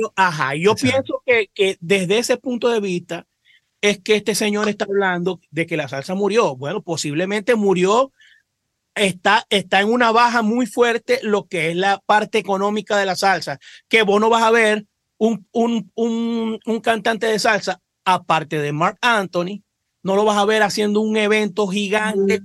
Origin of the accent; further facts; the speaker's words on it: Cabimas, Zulia, Venezuela; nosotros somos de Cabima